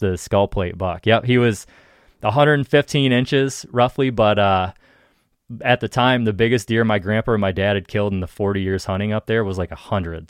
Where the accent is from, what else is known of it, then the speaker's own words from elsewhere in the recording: Ohio, United States; in Ohio, at least, like, in my home state